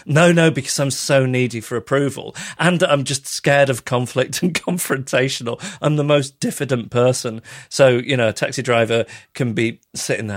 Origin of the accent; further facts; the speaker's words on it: Macclesfield, North West England, United Kingdom; also born or lived in Withington, Manchester; I was born in Withington, but I was actually brought up just south of Manchester in Macclesfield